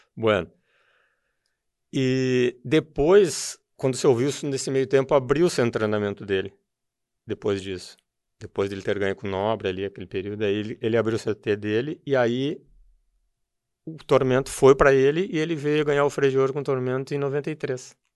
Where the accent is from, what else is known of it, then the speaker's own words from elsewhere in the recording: Novo Hamburgo, Rio Grande do Sul, Brazil; eu sou de, natural de Novo Hamburgo, sou filho do industrial do calçado. Meu pai era tinha empresa de calçado e me criei no meio também do calçado